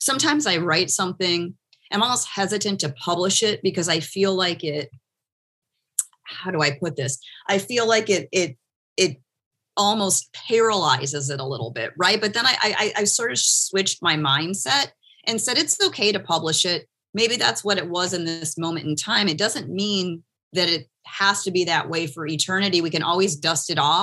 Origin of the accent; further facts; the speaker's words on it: Michigan, United States; moved away as an adult; now in Miami, United States; I'm from Michigan. And I've been in Miami for since 2005